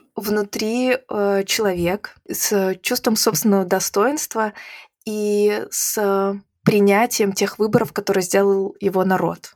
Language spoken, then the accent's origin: Russian; Belarus; moved away as an adult; also born or lived in Croatia; now in Latvia; когда меня спрашивали, откуда ты, я говорила из Беларуси